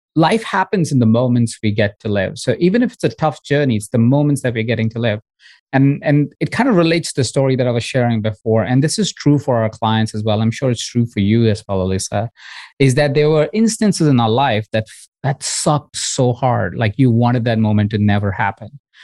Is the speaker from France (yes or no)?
no; India; moved away; I grew up in India in a household of 23 other people